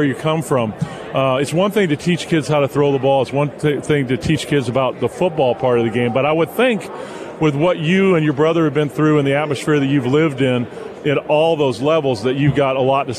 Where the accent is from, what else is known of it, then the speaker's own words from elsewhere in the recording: Southern California, United States; I grew up in Southern California.